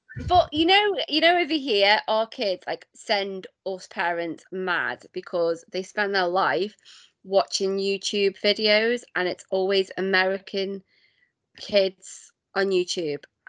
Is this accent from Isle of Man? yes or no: yes; Isle of Man; I come from the Isle of Man. So my parents on both sides and their parents and their parents and their parents and their parents as far back are all from the Isle of Man